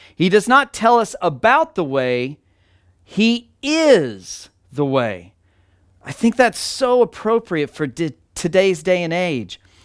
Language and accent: English; Texas, United States; moved away; my hometown in Texas